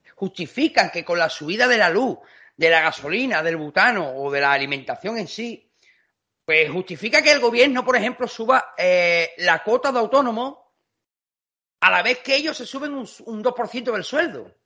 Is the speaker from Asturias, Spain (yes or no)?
no; Seville, Andalusia, Spain; moved away; also born or lived in Extremadura; Yo he nacido en Sevilla, pero como tengo tarjeta sanitaria de Extremadura, yo soy de Sevilla